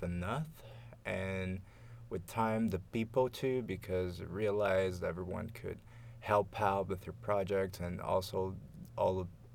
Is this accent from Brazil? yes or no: yes; Campinas, São Paulo, Brazil; English is a second language; moved away as an adult; now in Montreal, Canada; I was born in Brazil, specifically in the city of Campinas, which is in the southeastern Brazil